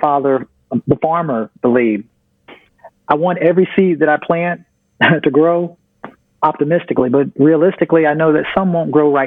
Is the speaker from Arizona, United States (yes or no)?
no; Virginia, United States; I'm from Virginia